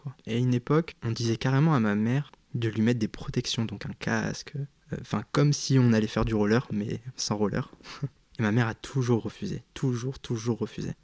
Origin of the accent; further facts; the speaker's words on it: Cap-d'Ail, Provence-Alpes-Côte d'Azur, France; moved away as an adult; J'ai vécu pendant 18 ans euh, à Cap d'Aille. Donc ça parlera à très peu de gens, mais euh, c'est une commune euh, qui se situe dans le sud de la France